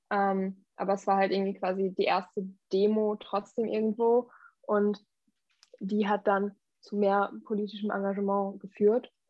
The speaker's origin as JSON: {"language": "German", "town": "Wangerland", "region": "Lower Saxony", "country": "Germany", "said": "ich komme aus dem Wangerland"}